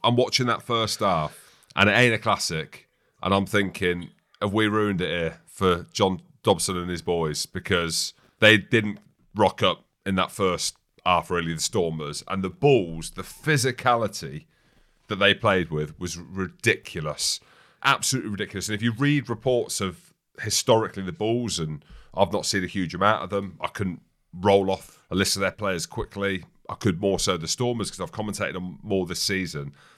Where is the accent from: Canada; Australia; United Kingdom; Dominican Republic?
United Kingdom; Daventry area, East Midlands; I'm from that area